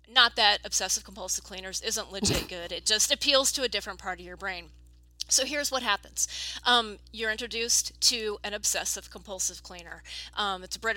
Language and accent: English; United States; a person growing up in America